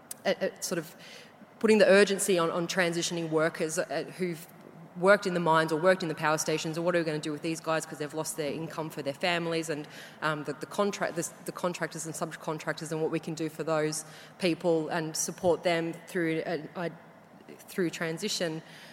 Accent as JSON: {"language": "English", "area": "Latrobe Valley", "region": "Victoria", "country": "Australia", "said": "I'm also from the Latrobe Valley"}